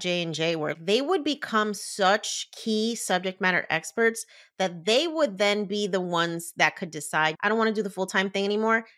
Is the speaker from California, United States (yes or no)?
no; New Jersey, United States; I was born and raised in Jersey